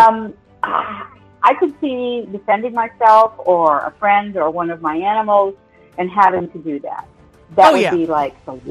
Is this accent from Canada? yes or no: yes; Canada; also born or lived in Los Angeles; now in Florida, United States; I'm from Canada, so I'm from the land of snow and ice.